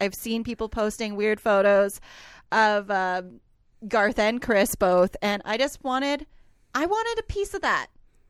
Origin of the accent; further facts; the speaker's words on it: Alberta, Canada; I grew up in Alberta.